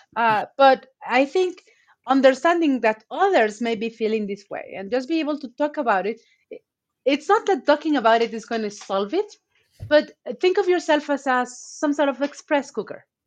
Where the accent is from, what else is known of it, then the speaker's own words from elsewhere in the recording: Veracruz, Mexico; English is a second language; I'm from Veracruz